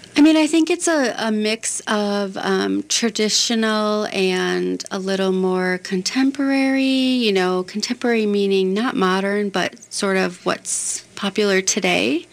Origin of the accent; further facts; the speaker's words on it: Chicago, Illinois, United States; now in Minneapolis, United States; I grew up in the Chicago area